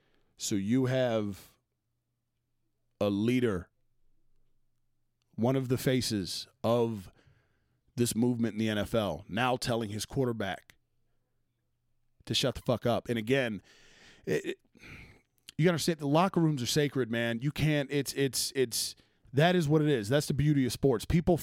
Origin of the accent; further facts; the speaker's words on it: North Dakota, United States; okay, look, I'm from North Dakota, not around a ton of black people in my life, but I'm here.